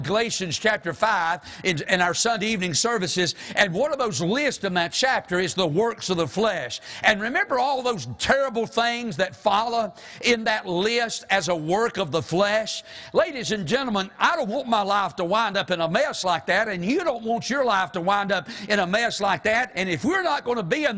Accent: the South, United States; we're from the South

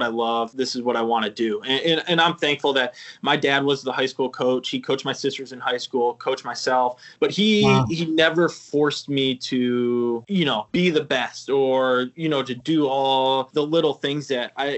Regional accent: Sandusky, Ohio, United States; was born in Sandusky, spent early childhood in Sandusky, and then we moved 2 miles away into kind of right the neighboring town here on Ohio.

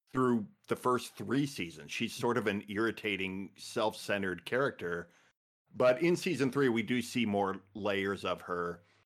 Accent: Midwest, United States; I'm from the Midwest

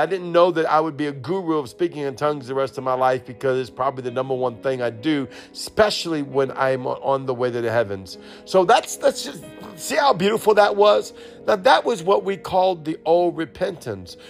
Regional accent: New Orleans, Louisiana, United States; I'm from New Orleans.

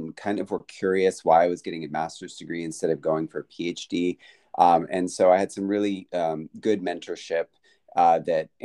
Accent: Flower Mound, Texas, United States; moved away as an adult; now in Alabama, United States; I'm from Flower Mound, Texas

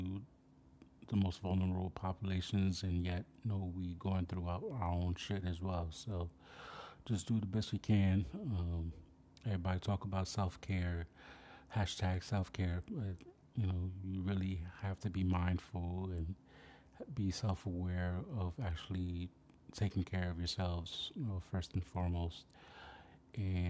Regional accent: New York City, New York, United States; from my hometown of the Bronx, New York, aka Wakanda

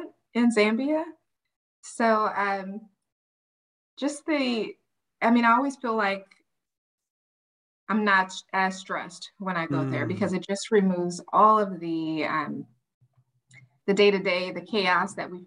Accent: New Orleans, Louisiana, United States; moved away as an adult; now in Dallas, United States; I actually grew up in New Orleans, Louisiana, and I am here by compliments of Hurricane

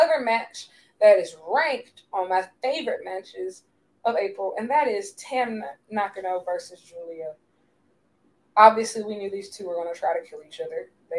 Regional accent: United States; me being American and like being the English speakers

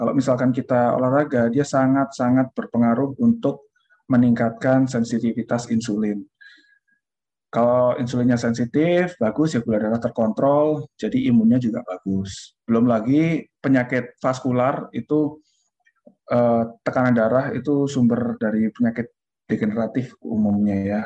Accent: Indonesia; kita dari Indonesia

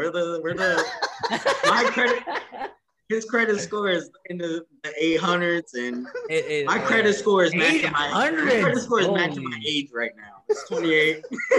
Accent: Puerto Rico; they don't believe I'm Puerto Rican. They think I'm Filipino.

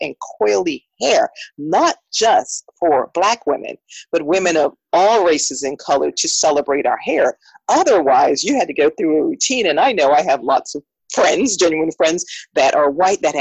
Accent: St. Croix, U.S. Virgin Islands; moved away as an adult; also born or lived in South Florida / Miami, United States; now in Richmond, Virginia, United States; I transplanted, if you would say, as a very, very young adult from the U.S. Virgin Islands, St. Croix, to my little plug for my island, to Miami

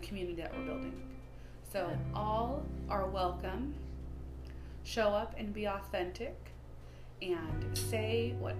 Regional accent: Bay Area, California, United States; we are two cousins from the Bay Area

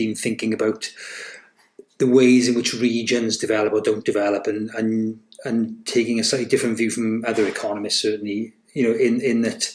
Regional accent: Rhondda Fach, Wales, United Kingdom; moved away as an adult; also born or lived in Aberystwyth / Cardiff; So I'm from the Rhondda. Originally, the proper one, the Rhondda Fach, not the Rhondda Fawr. I grew up there through the 70s and 80s

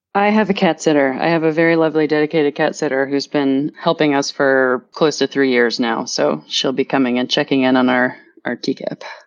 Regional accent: Louisville, Kentucky, United States; moved away as an adult; also born or lived in Washington, District of Columbia, United States; now in France; growing up in Kentucky, which is the land of bourbon

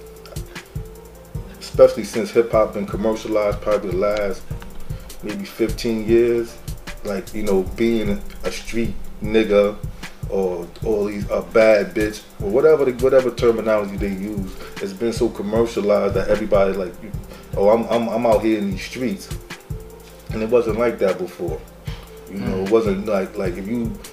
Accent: New York City, New York, United States; I'm from Medina. I'm from the Bushwick area.

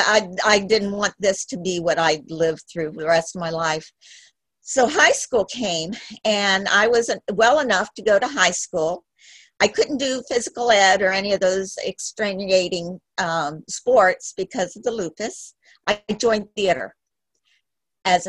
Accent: Miami, Florida, United States; I was born in Miami. At the age of 5, I remember looking out the window for my daddy to come home all the time. We were in a little home in Miami

